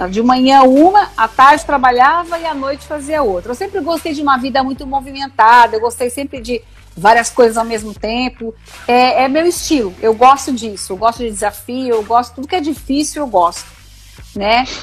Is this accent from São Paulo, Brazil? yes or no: yes; São Paulo, Brazil; born there; Eu nasci em São Paulo, eu não sou tapetiningana nascida, mas sou tapetiningana de coração.